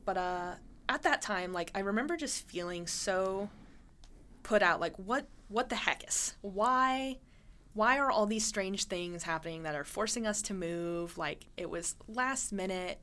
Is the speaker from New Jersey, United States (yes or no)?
no; Montana, United States; moved away; I grew up in Montana